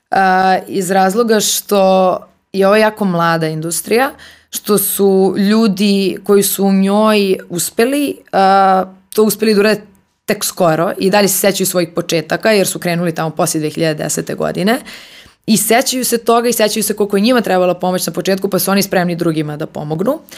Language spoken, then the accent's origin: Croatian; Serbia; ja sam iz Srbije